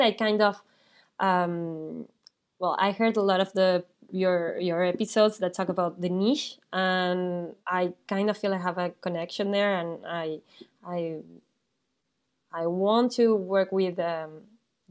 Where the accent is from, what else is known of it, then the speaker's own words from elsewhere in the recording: Argentina; moved away as an adult; now in France; I was born in Argentina. I did all my studies over there.